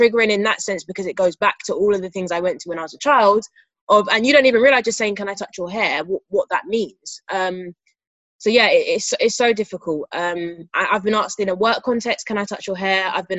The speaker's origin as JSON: {"language": "English", "town": "Mill Hill", "region": "London", "country": "United Kingdom", "tie": "born or raised there", "said": "It was, I mean, similar to growing up in Mill Hill, Bournemouth is a predominantly white area."}